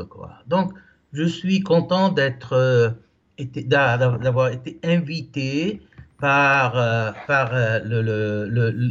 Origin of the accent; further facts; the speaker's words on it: Lebanon; now in Italy; je suis libanais. je vis en Italie depuis 35 ans. je suis marié avec deux petites filles de 12 et 14 ans. Et là, j'ai vécu au Liban au début jusqu'à ma jeunesse.